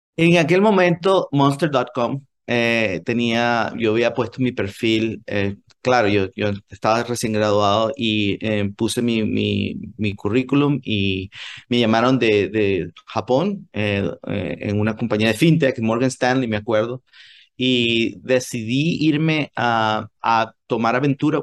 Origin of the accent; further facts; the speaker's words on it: Venezuela; moved away as an adult; also born or lived in United States / Japan / New York; now in Silicon Valley, United States; yo quería volver a Venezuela